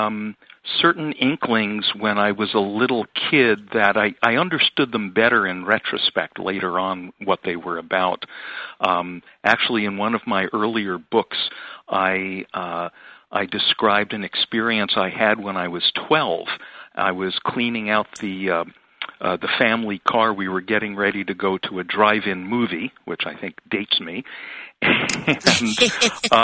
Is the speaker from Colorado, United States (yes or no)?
no; California, United States; moved away; also born or lived in New Jersey; I was growing up in California in the 60s